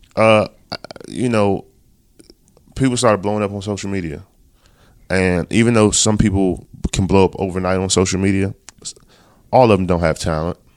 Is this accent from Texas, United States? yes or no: no; Baltimore, Maryland, United States; we're both from Baltimore.